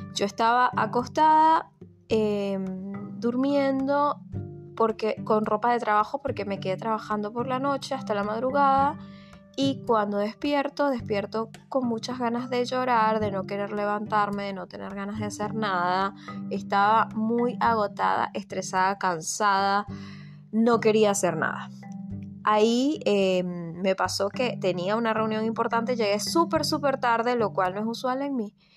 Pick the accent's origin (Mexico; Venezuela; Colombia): Venezuela; moved away as an adult; also born or lived in Argentina; now in United States; soy de Venezuela, nací en Venezuela